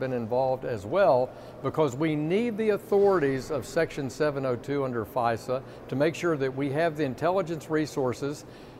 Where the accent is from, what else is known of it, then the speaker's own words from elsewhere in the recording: Little Rock, Arkansas, United States; You know, back in my hometown of Little Rock